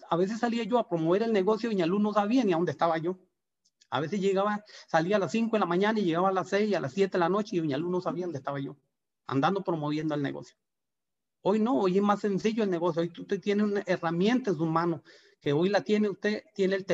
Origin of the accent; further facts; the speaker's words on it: Guanacaste, Costa Rica; De verdad que nosotros eh, venimos de Guanacaste con, unas ganas de, trabajar como, todo el mundo, buscando trabajo, eh, con ganas de crecer.